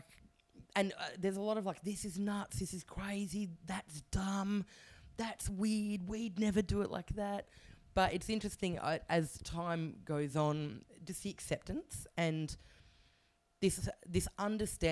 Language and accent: English; Canberra, Australian Capital Territory, Australia; moved away as an adult; also born or lived in Taiwan; I grew up in Canberra